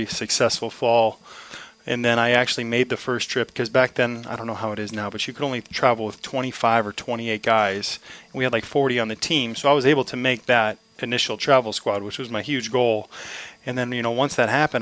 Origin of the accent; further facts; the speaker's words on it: Omaha, Nebraska, United States; growing up in Omaha